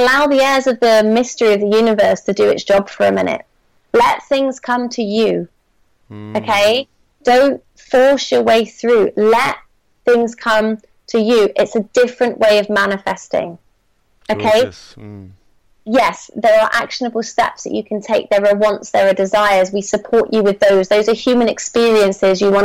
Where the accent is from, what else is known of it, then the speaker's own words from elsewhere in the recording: Bristol, South West England, United Kingdom; moved away as an adult; I've just recently returned to my hometown of Bristol for the summer